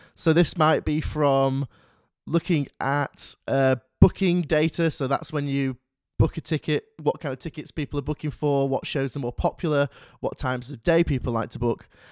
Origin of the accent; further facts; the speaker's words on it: Manchester, North West England, United Kingdom; I'm from Manchester